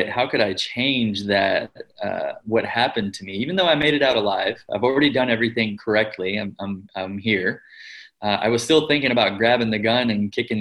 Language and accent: English; Kentucky, United States; also born or lived in California; I grew up in the United States, mm-hmm. predominantly in Kentucky, which is a part of the Bible Belt there